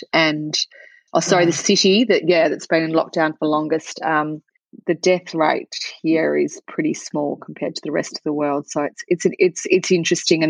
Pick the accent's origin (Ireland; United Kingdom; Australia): Australia; also born or lived in Melbourne; It's evening here in Melbourne. I'm from Australia